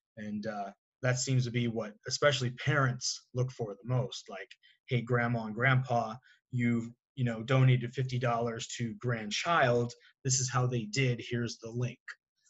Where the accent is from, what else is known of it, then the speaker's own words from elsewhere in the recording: New Hampshire, United States; moved away; I'm from New Hampshire originally